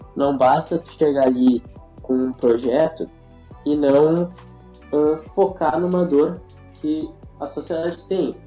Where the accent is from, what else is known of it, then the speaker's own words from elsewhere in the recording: Rio Grande do Sul, Brazil; Sou gaúcho